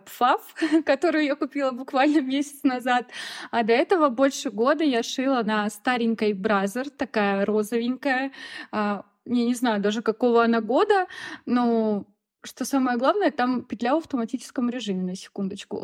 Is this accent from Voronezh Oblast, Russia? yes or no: yes; Rossosh, Voronezh Oblast, Russia; moved away as an adult; now in Sulaymaniyah, Iraq; я из Воронежской области, город Росош